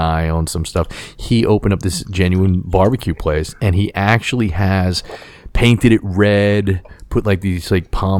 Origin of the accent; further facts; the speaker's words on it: New York City, New York, United States; I was born and raised on Staten Island in Staten Island, New York